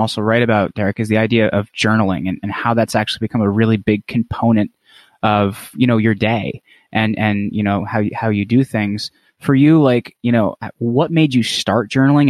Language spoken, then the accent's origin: English; northern New Jersey, United States; I'm from New Jersey, but I'm from, like, northern New Jersey